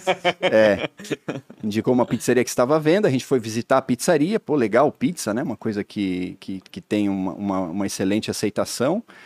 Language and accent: Portuguese; Blumenau, Santa Catarina, Brazil; also born or lived in Pomerode; eu sou natural de Blumenau, cresci num sítio em Pomerode, mas aos 13 anos de idade eu voltei para Blumenau